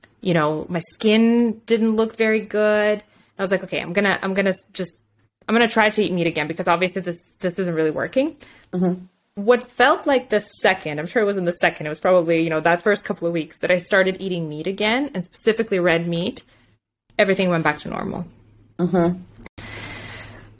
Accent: Moldova; English is a second language; now in Canada; I went back home. So I'm from Moldova

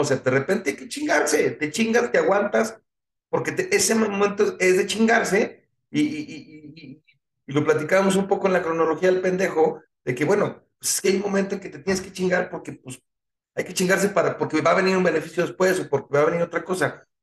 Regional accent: Mexico

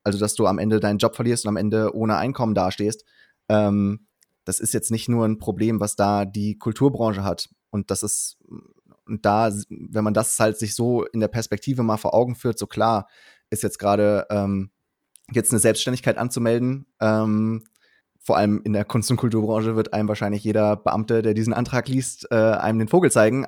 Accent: Cologne, North Rhine-Westphalia, Germany; also born or lived in Berlin; wollte ich wieder zurück nach Köln, ähm, als zurück in meine Heimatstadt

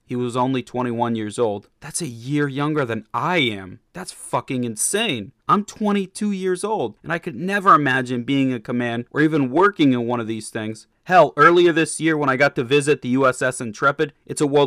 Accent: Massachusetts, United States; my home state of Massachusetts

